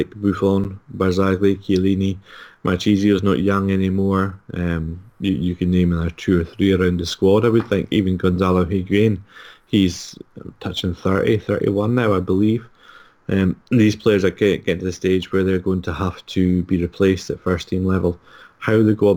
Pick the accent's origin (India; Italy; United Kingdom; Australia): United Kingdom; Scotland; I'm Scottish